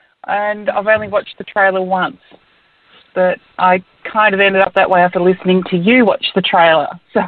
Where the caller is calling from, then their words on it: Perth, Western Australia, Australia; Hi, Phil and Ash. … in Perth.